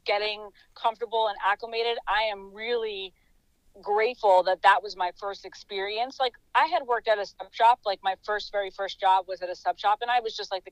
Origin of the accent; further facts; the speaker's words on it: Metuchen, New Jersey, United States; my hometown of Metuchen